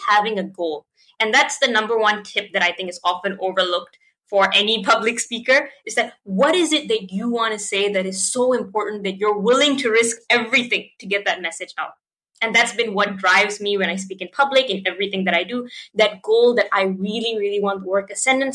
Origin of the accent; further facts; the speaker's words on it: Malaysia; I'm from Malaysia.